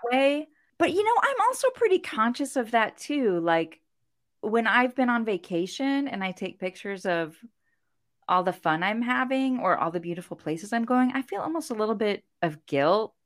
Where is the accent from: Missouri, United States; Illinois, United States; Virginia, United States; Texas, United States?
Missouri, United States; St. Louis; I'm from Saint Louis